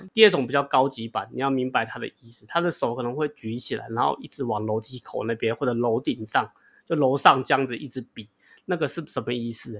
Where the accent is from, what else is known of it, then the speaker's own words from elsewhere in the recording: Taiwan; accent: Taiwanese English; 他已经习惯我的台式英文了